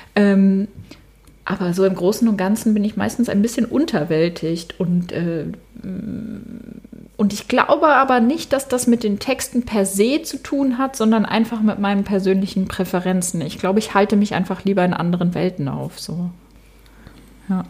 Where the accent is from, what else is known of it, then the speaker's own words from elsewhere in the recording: Basel, Basel-Stadt, Switzerland; moved away as an adult; now in Berlin, Germany; ich komme aus Basel